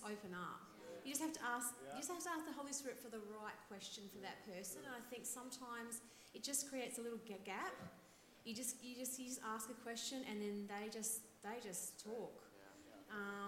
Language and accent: English; Melbourne, Victoria, Australia; we're from Melbourne